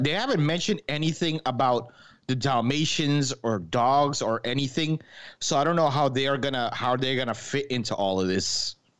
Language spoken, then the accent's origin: English; New York, United States; moved away; I'm from New York originally